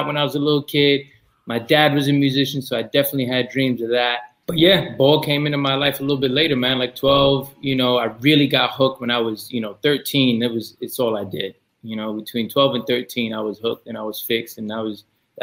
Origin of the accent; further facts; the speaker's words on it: New York, United States; I take that pride of the culture and where I'm from. I try to bring it with me always. You know, it's like you can't deny it. You know, I'm a New Yorker